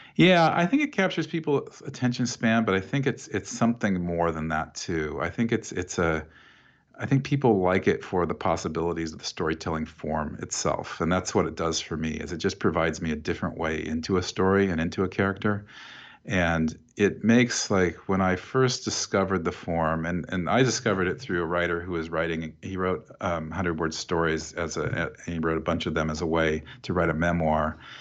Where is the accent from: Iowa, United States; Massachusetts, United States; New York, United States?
Iowa, United States; Oskaloosa; when I was growing up in Iowa, and I grew up in this town called Oskaloosa